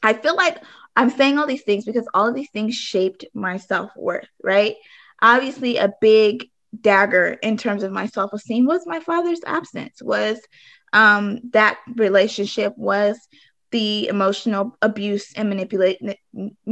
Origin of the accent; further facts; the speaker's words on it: California, United States; moved away; also born or lived in Arizona; I grew up in California, but then I also for some time lived in Arizona.